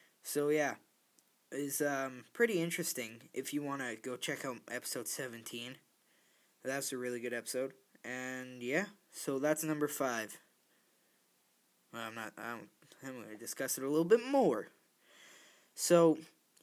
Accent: Canada; I'm Canadian

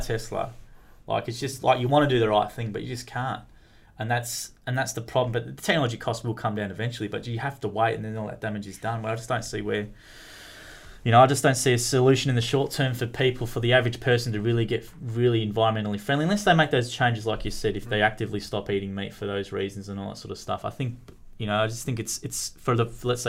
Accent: Warrnambool, Victoria, Australia; I grew up in Warrnambool, which is a country town

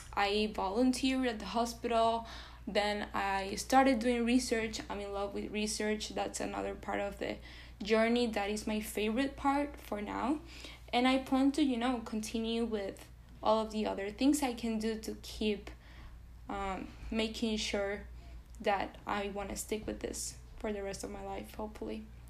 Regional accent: Venezuela; English is a second language; moved away as an adult; now in United States; I was born in Venezuela and I was raised in Venezuela. So I lived in Venezuela for 18 years of my life. I moved to the US very recently, three years ago

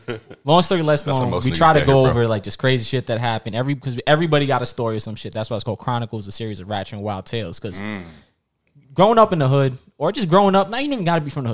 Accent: New York City, New York, United States; Oh, my family's Jamaican and Trinidadian. I'm from here though.

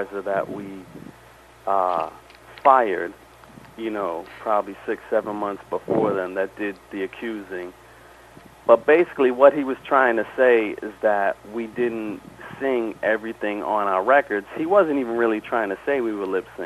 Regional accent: Boston, Massachusetts, United States; I stayed living at the house I grew up in Dorchester

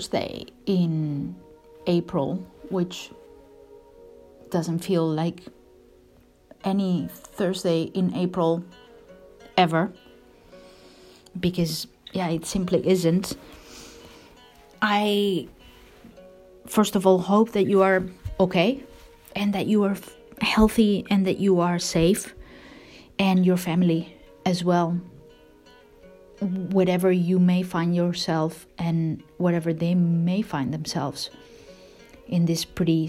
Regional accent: Spain; now in Canada; I am from Spain and that I happen to be in Spain

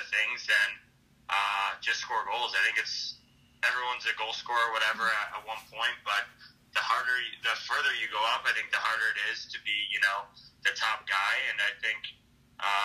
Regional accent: Missouri, United States; moved away as an adult; I'm from Missouri

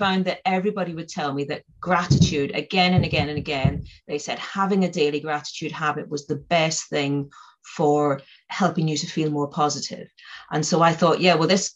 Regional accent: Northern Ireland, United Kingdom; I come from Northern Ireland, and I grew up there at the height of the Troubles

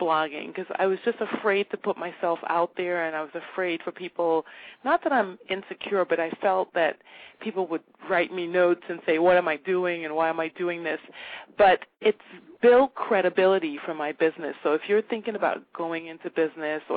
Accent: New York City, New York, United States; moved away as an adult; also born or lived in Trinidad; now in Jamaica; when I was 12 or 13 years old growing up in Park Slope, Brooklyn

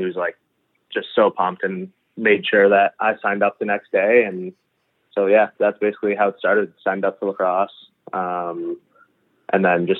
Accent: Victoria, British Columbia, Canada; also born or lived in Halifax; So I was 4 years old, and we had just moved out to Victoria. So I was born in Halifax. Me and my parents moved up to Victoria

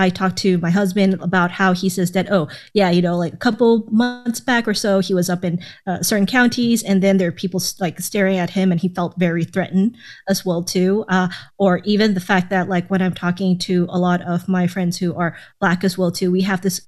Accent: Thailand; also born or lived in Atlanta, Georgia; now in United States; I grew up in Thailand before I moved over to Atlanta for around 6 years

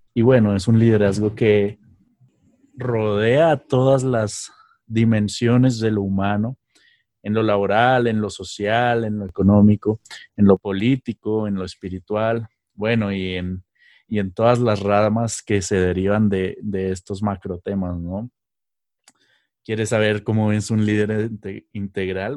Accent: Mexico; moved away; allá en México, en mi tierra

